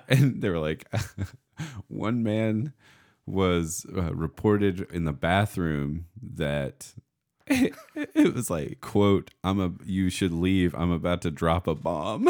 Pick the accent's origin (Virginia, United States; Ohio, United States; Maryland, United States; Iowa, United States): Virginia, United States; near Russell County; outside of my hometown, a couple miles away, um, in, in Russell County in Virginia